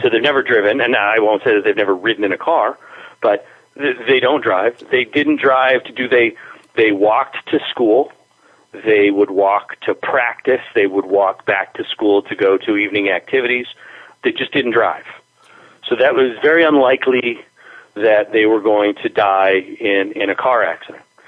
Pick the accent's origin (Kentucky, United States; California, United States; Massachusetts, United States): Massachusetts, United States; Springfield; also born or lived in Spain; living in my hometown in the downtown